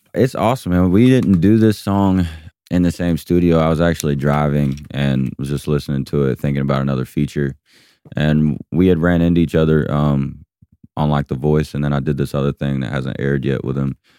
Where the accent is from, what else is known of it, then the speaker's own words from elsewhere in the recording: Georgia, United States; my hometown